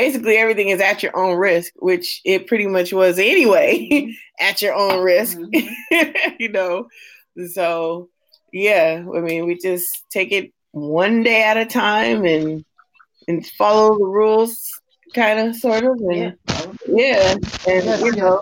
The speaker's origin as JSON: {"language": "English", "region": "West Coast", "country": "United States", "moved": "yes", "said": "I'm from the West Coast"}